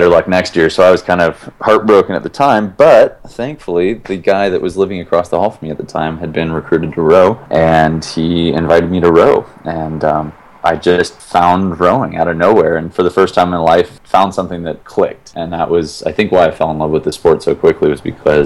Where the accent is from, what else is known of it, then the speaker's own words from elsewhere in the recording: Minnesota, United States; moved away; also born or lived in Gunnison, Colorado; I grew up in Minnesota